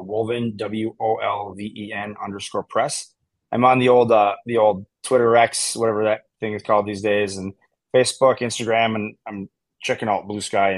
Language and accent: English; Wisconsin, United States; I'm from Wisconsin